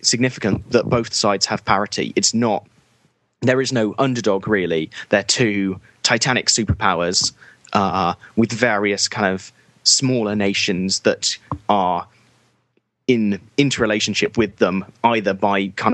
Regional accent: United Kingdom; as a British person

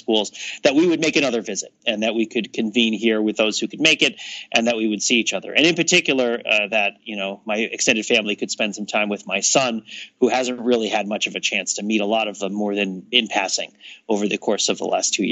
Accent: New Jersey, United States; moved away; I'm from New Jersey

